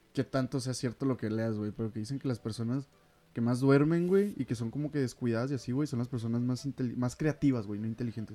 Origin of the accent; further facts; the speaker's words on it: Ciudad Juárez, Chihuahua, Mexico; somos de Ciudad Juárez, Chihuahua, que es donde vivimos